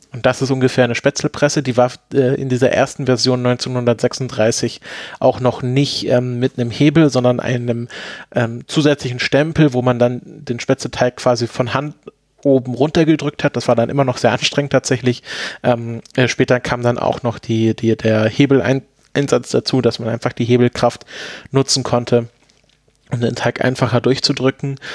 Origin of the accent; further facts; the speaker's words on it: Swabia / Black Forest, Baden-Württemberg, Germany; now in Potsdam, Germany; Ich komme ja selbst, äh, aus Schwaben, beziehungsweise aus dem Schwarzwald